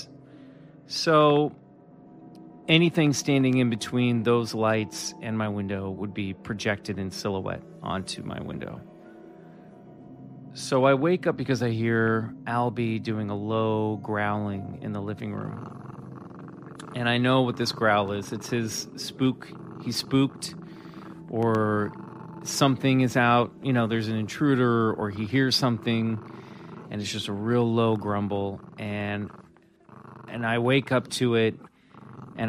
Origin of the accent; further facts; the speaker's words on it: Kansas, United States; moved away; my good buddy that I grew up with back in Kansas